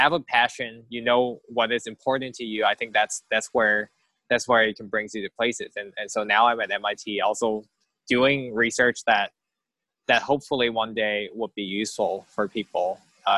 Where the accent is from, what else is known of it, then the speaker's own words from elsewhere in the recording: Hong Kong; moved away; also born or lived in Berkeley, California / Cambridge / Massachusetts; I grew up in Hong Kong, and that's kind of where everything is like a concrete jungle